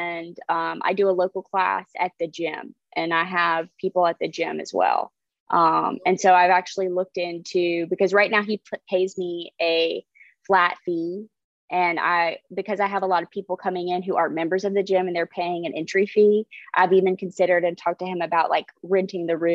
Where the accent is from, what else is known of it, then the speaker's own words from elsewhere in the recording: Lake City, United States; in my hometown of Lake City